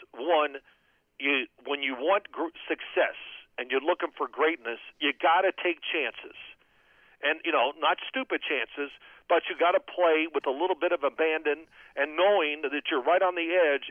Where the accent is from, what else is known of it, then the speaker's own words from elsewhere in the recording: Louisville, Kentucky, United States; I grew up near in Louisville, near Cincinnati